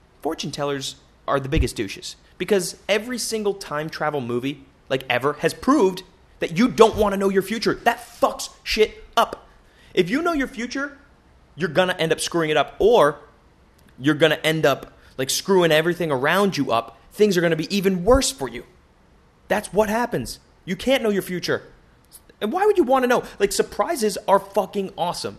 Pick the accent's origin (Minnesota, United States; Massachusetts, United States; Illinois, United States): Massachusetts, United States; Boston; my hometown, over there in Massachusetts, in Dorchester